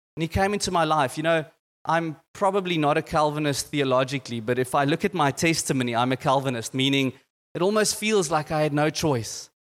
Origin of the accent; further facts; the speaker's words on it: Boksburg, Gauteng, South Africa; I came from Boxburg